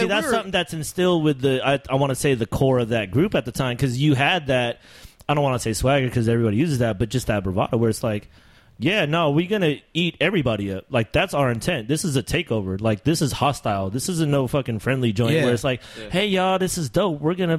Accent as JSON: {"language": "English", "town": "Sacramento", "region": "California", "country": "United States", "said": "We're from Sacramento."}